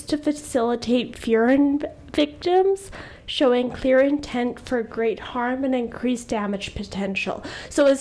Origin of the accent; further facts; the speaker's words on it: Canada; I'm also 26, also from Canada.